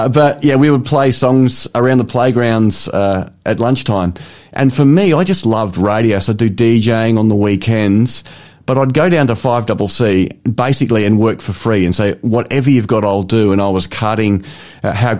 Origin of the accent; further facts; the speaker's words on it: Port Lincoln, South Australia, Australia; also born or lived in Adelaide; I was born in Adelaide and grew up in Port Lincoln